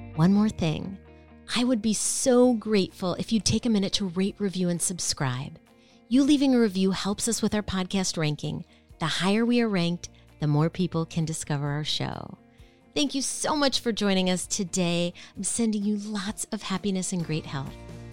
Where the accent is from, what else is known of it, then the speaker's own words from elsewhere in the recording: Minneapolis, Minnesota, United States; moved away; I grew up in Minneapolis